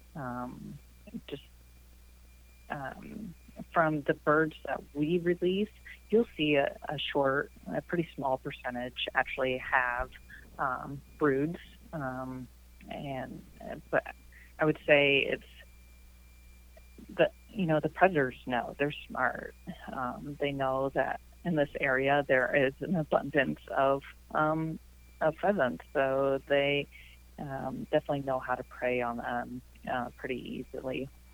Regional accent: Iowa City, Iowa, United States; also born or lived in Riverside, Iowa; I grew up in Iowa City

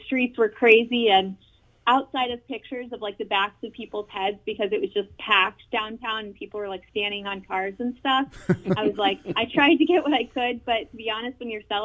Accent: Indianapolis, Indiana, United States; moved away as an adult; now in Cleveland, United States; I'm from Indianapolis

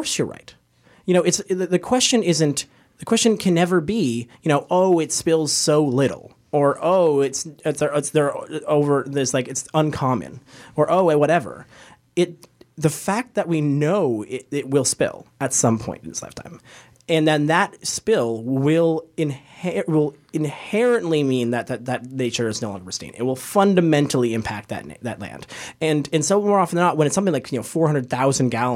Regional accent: Canada

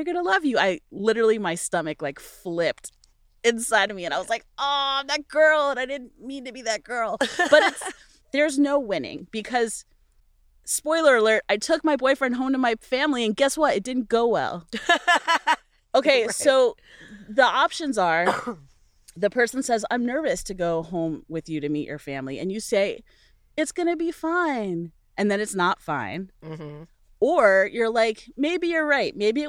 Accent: Virginia, United States; we're both from Virginia.

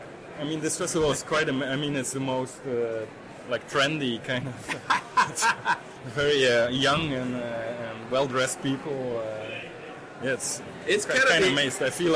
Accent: Belgium; I'm from Belgium, and we have this I mean, I really grew up in a comic book culture.

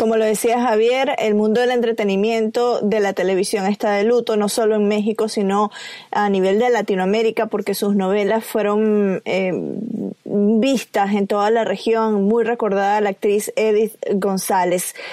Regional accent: Venezuela; yo soy venezolana

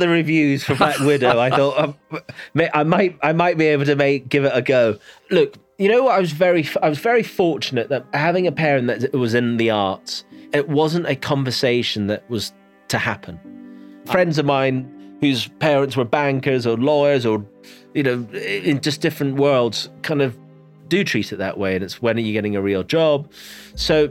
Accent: Inverness, Scotland, United Kingdom; I grew up in the Highlands of Scotland, in a place called Inverness

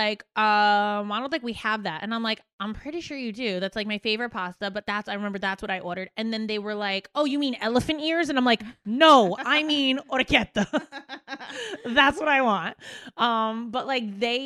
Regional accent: New Jersey, United States; moved away; also born or lived in Staten Island, New York; I'm from Jersey

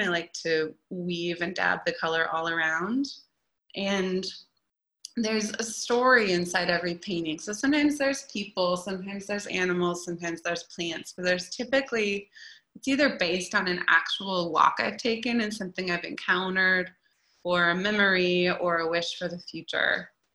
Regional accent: Eugene, Oregon, United States; now in Portland, United States; I grew up down in Eugene, and I've been in Portland now for over a decade

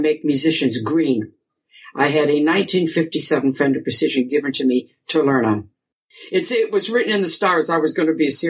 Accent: Grosse Pointe Woods, Michigan, United States; I was born and raised in Grosse Pointe Woods, you know, suburb, and then we moved to Grosse Pointe Farms when I was about 14

